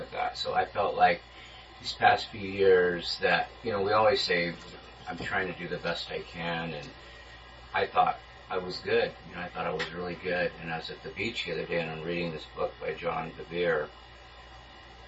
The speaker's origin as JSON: {"language": "English", "area": "Inland Empire", "region": "California", "country": "United States", "tie": "born or raised there", "said": "me growing up in the Inland Empire"}